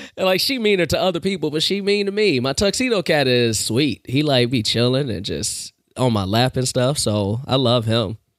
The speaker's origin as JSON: {"language": "English", "town": "Chicago", "region": "Illinois", "country": "United States", "tie": "born or raised there", "said": "I was born and raised on the South Side."}